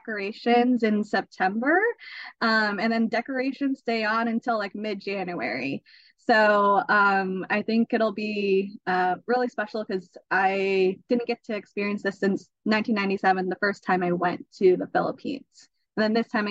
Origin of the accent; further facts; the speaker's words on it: United States; I'm still going to come off as American